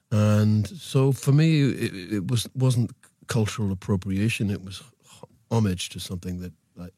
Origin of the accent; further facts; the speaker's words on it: England, United Kingdom; I was brought up in England in the 50s and 60s, and we had a very influential West Indian community.